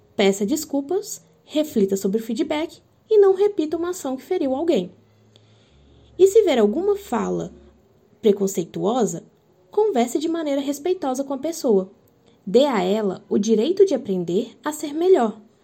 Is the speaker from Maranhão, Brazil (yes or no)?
no; Minas Gerais, Brazil; now in Campo Grande, Brazil; eu sou mineira